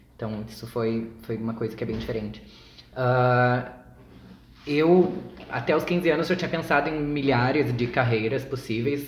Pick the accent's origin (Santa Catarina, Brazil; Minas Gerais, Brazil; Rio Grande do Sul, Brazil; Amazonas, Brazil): Rio Grande do Sul, Brazil; Uruguaiana; also born or lived in Santa Maria / Porto Alegre; now in São Paulo, Brazil; eu sou de Uruguaiana, que é uma cidadezinha minúscula